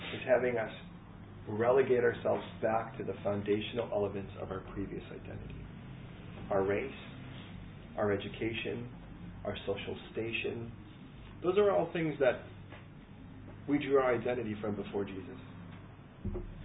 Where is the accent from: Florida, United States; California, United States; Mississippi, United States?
California, United States; now in London, United Kingdom; I'm American. I'm Californian